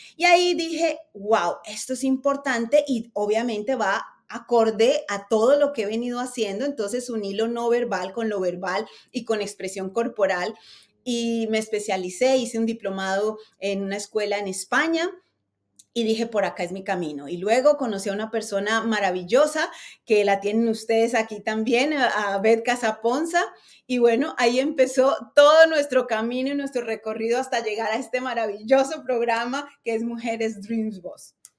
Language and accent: Spanish; Bogotá, Colombia; moved away as an adult; now in United States; Yo desde muy pequeña empecé en televisión en mi país, en Colombia, yo soy bogotana